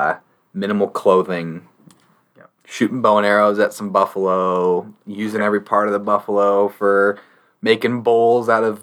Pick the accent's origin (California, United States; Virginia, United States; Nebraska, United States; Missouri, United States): Nebraska, United States; growing up in Nebraska